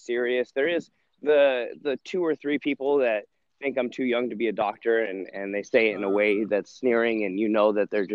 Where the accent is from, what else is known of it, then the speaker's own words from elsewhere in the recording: Sacramento, California, United States; moved away as an adult; also born or lived in Dartmouth, New Hampshire / England; now in Southern California, United States; I grew up in Northern California, Sacramento area